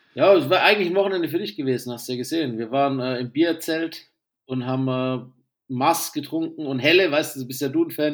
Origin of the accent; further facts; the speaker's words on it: the South, Southern Germany, Germany; moved away; ich ein Kind des Südens bin